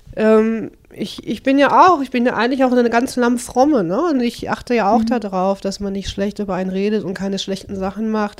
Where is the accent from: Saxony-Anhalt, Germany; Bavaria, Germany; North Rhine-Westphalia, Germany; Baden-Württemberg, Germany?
North Rhine-Westphalia, Germany; Dorsten; moved away as an adult; also born or lived in Kirchhellen; now in Bottrop, Germany; ich bin in Dorsten geboren